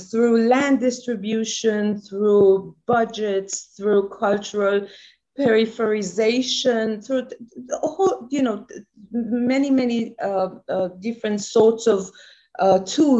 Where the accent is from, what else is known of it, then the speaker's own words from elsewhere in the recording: Tehran, Tehran Province, Iran; now in Israel; I was born and raised in Iran, in Tehran, a very conservative, middle-class, ordinary Jewish family